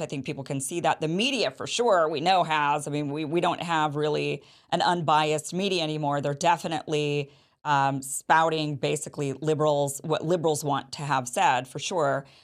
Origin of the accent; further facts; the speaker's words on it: Idaho, United States; when I was a kid growing up in Idaho